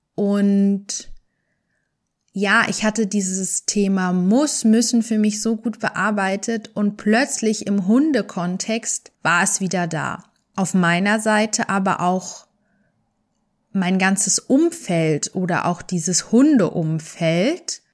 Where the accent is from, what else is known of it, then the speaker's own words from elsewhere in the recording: Germany; Wir sind in Deutschland aufgewachsen